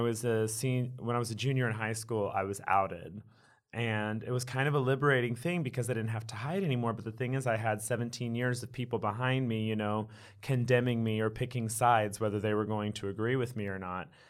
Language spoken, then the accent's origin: English; Wichita Falls, Texas, United States; raised in Wichita Falls, Texas, kind of a small town